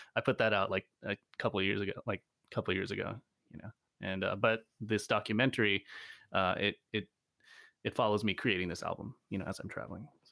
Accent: Virginia, United States; moved away; also born or lived in Seattle, Washington / Ithaca, New York; I grew up in Virginia, um, also upstate New York, Ithaca

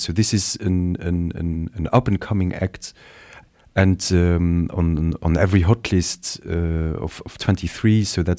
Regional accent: Netherlands; accent: Dutch; English is a second language; As you say, you know, it's my Dutch accent here

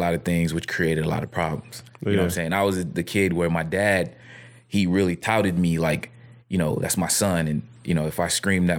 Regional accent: Brooklyn, New York, United States; born there; I was born in Brooklyn, New York. I moved around a lot. My mom is Jamaican. My dad is Dominican.

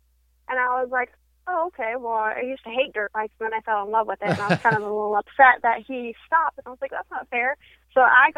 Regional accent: Houston, Texas, United States; moved away as an adult; now in California, United States; I was born and raised in Houston. Okay. And then about 2 years ago, I came up to California

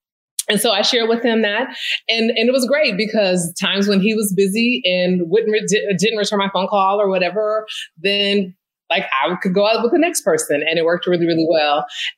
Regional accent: California, United States; now in Philadelphia, United States; So I just was like, hey, I'm a girl from the Bay living in the city of brotherly love.

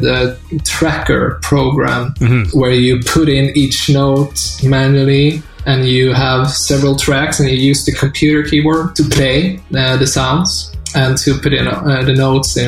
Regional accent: Taormina, Sicily, Italy; moved away; also born or lived in Sweden; In my youth, I grew up in Italy, in Taormina.

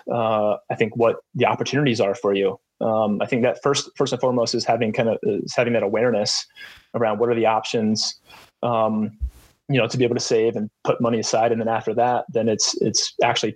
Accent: Pennsylvania, United States; moved away as an adult; also born or lived in Coastal Carolina University, South Carolina; I grew up in Pennsylvania, about an hour west of Philly

